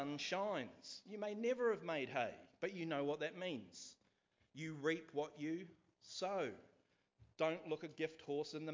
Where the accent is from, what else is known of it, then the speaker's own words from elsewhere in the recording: Nelson, New Zealand; So I grew up outside of Nelson itself is not really urban, but I lived miles outside Nelson in a small place called Wakapuaka